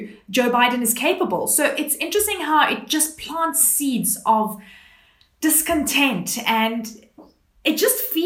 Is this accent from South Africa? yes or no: yes; South Africa; as a South African